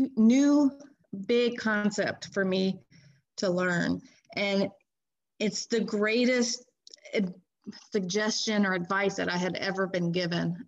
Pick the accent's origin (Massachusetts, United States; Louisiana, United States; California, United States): Louisiana, United States; Baton Rouge; I am from Baton Rouge, Louisiana, uh, kind of on the outskirts of Baton Rouge